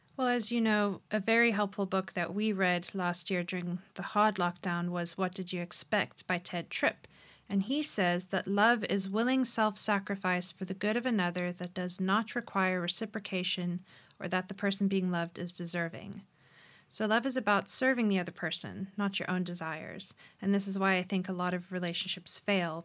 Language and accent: English; Cape Town, Western Cape, South Africa; moved away as an adult; also born or lived in Phoenix, Arizona; I was raised here in Cape Town, South Africa, but moved to Arizona to study